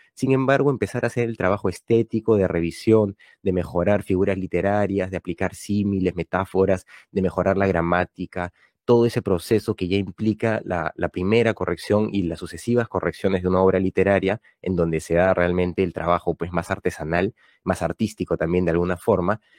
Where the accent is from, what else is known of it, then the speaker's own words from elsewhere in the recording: Peru; autor peruano con algunos libros publicados